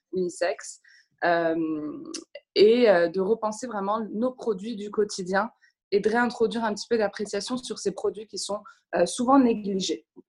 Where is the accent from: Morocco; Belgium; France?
Morocco; moved away as an adult; now in London, United Kingdom; j'ai grandi au Maroc